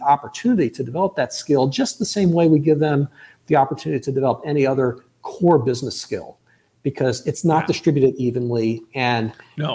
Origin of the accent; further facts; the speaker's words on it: United States; first language English; I speak as an American, as a native English speaker